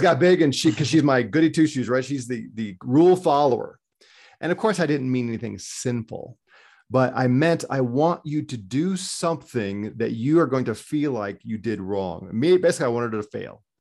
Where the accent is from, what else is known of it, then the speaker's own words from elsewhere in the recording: United States; as an American